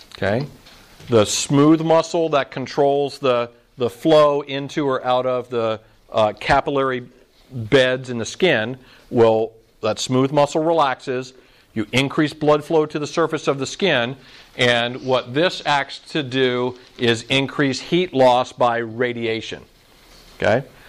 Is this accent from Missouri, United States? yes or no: no; Orlando, Florida, United States; I grew up in Orlando where it seems like it's in the 90 degrees and 90% humidity